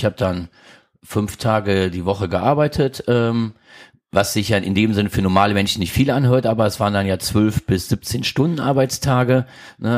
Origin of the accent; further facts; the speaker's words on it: Krefeld, North Rhine-Westphalia, Germany; also born or lived in St. Tönis; Ich bin groß geworden in Krefeld